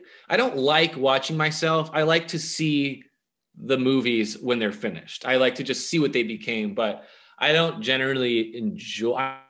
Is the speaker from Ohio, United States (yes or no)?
no; Richardson, Texas, United States; born or raised there